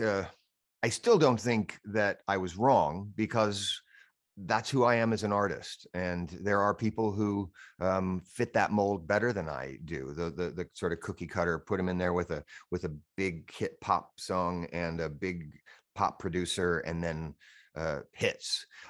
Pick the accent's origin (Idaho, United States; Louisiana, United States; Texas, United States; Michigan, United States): Idaho, United States; Boise; moved away as an adult; also born or lived in Los Angeles, California / Temple City, California / Whittier, California / New York; from fourth grade on, uh, I, I lived in Boise, Idaho